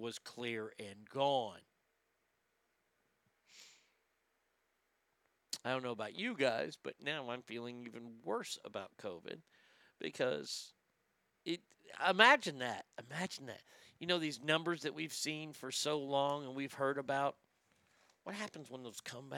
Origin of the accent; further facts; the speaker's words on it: United States; me as an American